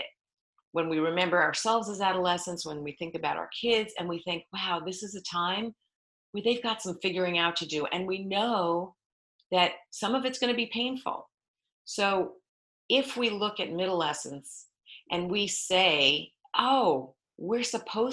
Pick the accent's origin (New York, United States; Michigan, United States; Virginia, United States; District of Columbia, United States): New York, United States; moved away as an adult; now in California, United States; I am from New York. You asked where I am from originally. I've now lived in California for 35 years